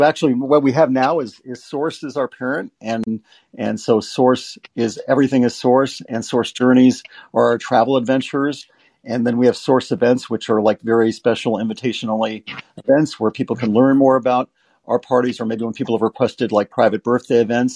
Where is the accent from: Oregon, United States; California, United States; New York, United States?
California, United States; Los Angeles; also born or lived in Las Vegas, Nevada; I grew up in Hollywood